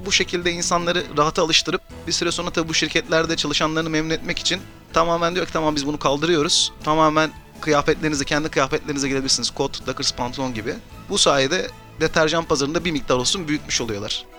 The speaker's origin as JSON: {"language": "Turkish", "region": "Mersin", "country": "Turkey", "tie": "born or raised there", "moved": "as an adult", "lives_now": "Istanbul, Turkey", "said": "1984 Mersin doğumluyum. Üniversiteye kadar Mersin'de okudum. Daha sonra İstanbul'a"}